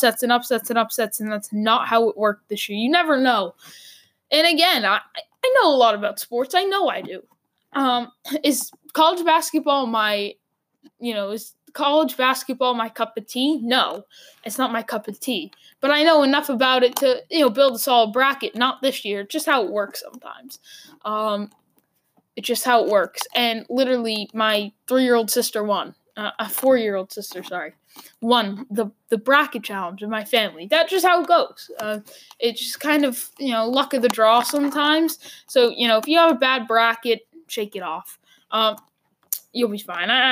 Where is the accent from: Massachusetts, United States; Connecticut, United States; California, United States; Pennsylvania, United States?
Massachusetts, United States; Boston; I come from Boston